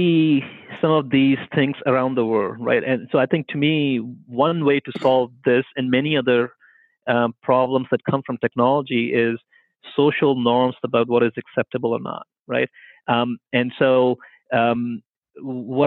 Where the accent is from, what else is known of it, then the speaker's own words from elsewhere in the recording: India; moved away as an adult; now in Canada; I grew up in India